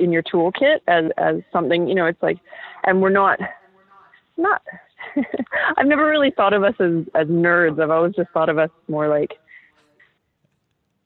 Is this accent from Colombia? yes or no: no; Vancouver, British Columbia, Canada; now in Toronto, Canada; I'm from Vancouver.